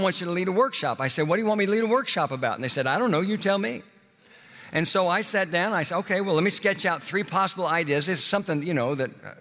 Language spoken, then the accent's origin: English; Oklahoma, United States; moved away as an adult; also born or lived in Houston, Texas; my hometown in Oklahoma